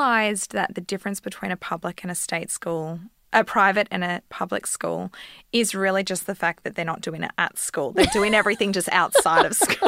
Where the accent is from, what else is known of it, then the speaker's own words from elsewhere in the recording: Victoria, Australia; also born or lived in Emerald; now in Queensland, Australia; we grew up with them in Victoria as well